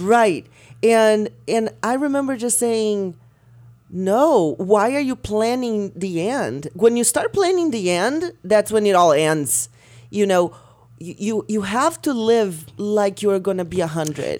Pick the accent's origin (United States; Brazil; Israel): Brazil; moved away; Growing up in Brazil